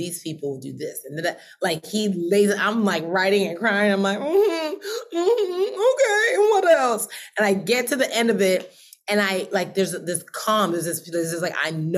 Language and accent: English; United States; also born or lived in Nigeria; I was born in Nigeria. We came to America when I was six